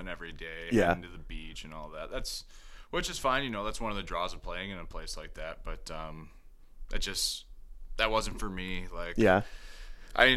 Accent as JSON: {"language": "English", "town": "Detroit", "region": "Michigan", "country": "United States", "tie": "born or raised there", "moved": "yes", "said": "Growing up in the Detroit area in the 90s"}